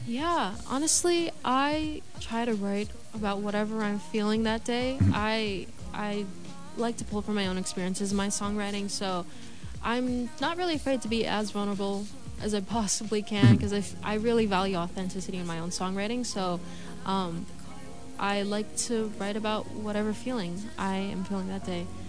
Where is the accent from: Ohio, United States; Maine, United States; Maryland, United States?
Maryland, United States; moved away as an adult; now in Los Angeles, United States; move away from my hometown in Maryland